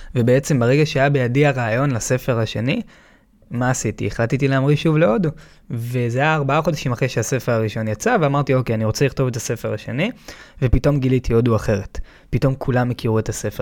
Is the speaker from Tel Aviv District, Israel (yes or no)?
yes; Tel Aviv, Tel Aviv District, Israel; וגדלתי בתל אביב